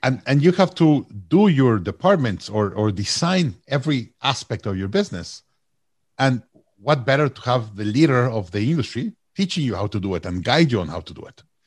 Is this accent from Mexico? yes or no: yes; Mexico; also born or lived in Austin, Texas; now in Toronto, Canada; I'm from Mexico originally